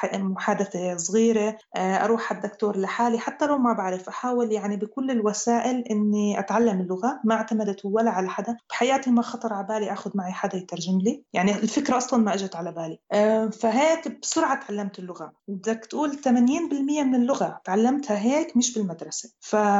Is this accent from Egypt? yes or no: no; Palestine; moved away as an adult; now in Germany